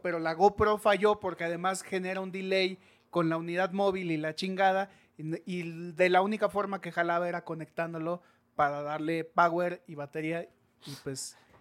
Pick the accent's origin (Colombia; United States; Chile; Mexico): Mexico; como buenos mexicanos